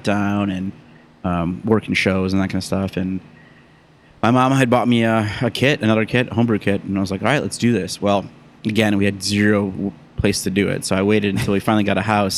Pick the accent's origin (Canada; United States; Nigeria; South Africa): United States; Mukwonago, Wisconsin; moved away; I grew up in Wisconsin, outside of Milwaukee